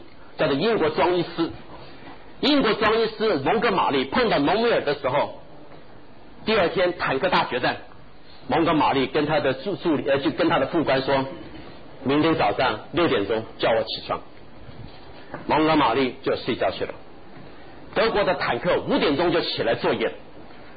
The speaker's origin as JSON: {"language": "Chinese", "country": "China", "said": "我讲句不好听的话，我们中国人读书读到学校为止，离开学校的围墙就什么都没有。"}